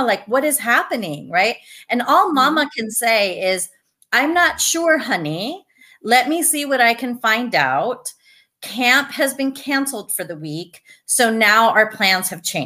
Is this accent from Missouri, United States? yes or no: no; Douglas, Arizona, United States; now in Tucson, United States; Originally from Douglas, small town. I am so glad and grateful to have grown up there